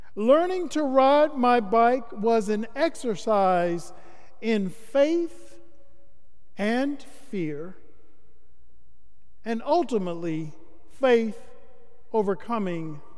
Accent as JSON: {"language": "English", "town": "Starke", "region": "Florida", "country": "United States", "tie": "born or raised there", "moved": "yes", "lives_now": "Atlanta, United States", "said": "growing up in Florida. While being in Stark, Florida, my hometown"}